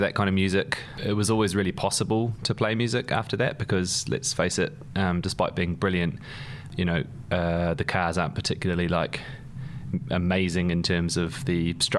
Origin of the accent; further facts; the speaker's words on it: New Zealand; moved away; also born or lived in London; I've got an accent. I grew up in New Zealand. So we were born here, and then all of us moved out to New Zealand when I was about four. My dad's Welsh. My mum's Irish. But they met in London